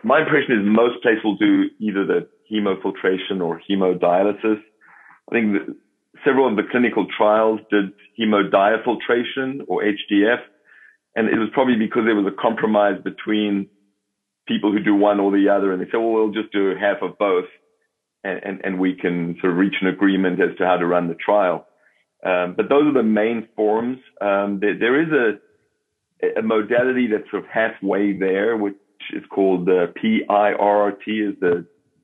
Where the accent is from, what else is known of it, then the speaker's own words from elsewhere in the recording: South Africa; accent: South African; moved away as an adult; also born or lived in Baltimore, United States; now in United States; as you can hear from my accent, am a South African by birth. Came to the United States more than 30 years ago